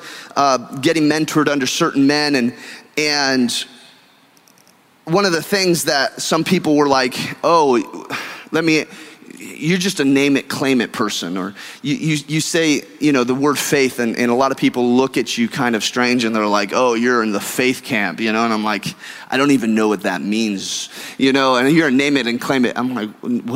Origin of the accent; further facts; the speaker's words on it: California, United States; now in Texas, United States; I'm a Californian by birth and a Texan by choice. And growing up in California, we have all religions and all cultures